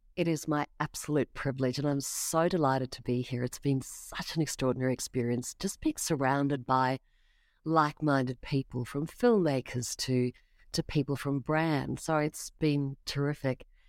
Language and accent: English; South Africa; now in Australia; I grew up in South Africa